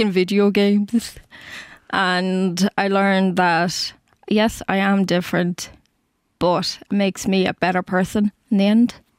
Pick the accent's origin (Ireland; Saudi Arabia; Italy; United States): Ireland; Cork, Munster; I'm from Cork, so I have to travel up from Dublin